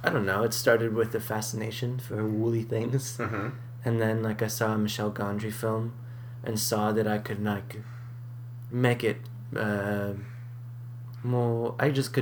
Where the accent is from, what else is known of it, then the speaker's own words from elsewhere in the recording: New England, United States; born there; also born or lived in Boston; So I moved from Boston. {S2} Okay. {S1} But most of my family's in Southern California. That's mm-hmm. where I go to see my family. But I was born in New England as well.